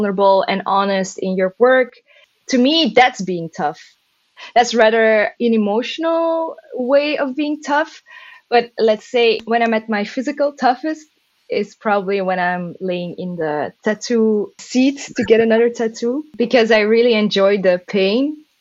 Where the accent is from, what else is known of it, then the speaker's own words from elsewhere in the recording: Mechelen, Flanders, Belgium; moved away as an adult; now in Antwerp, Belgium; Mechelen, my hometown. Well, my original hometown.